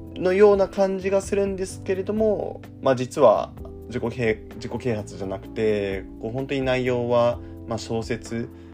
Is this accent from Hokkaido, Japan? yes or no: no; Shizuoka, Japan; 僕あの静岡出身なんですけど